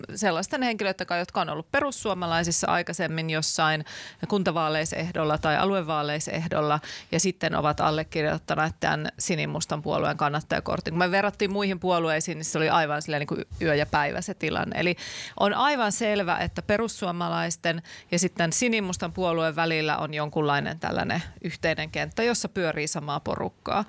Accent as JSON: {"language": "Finnish", "town": "Laukaa", "region": "Central Finland", "country": "Finland", "tie": "born or raised there", "said": "olen sieltä Laukaasta kotoisin"}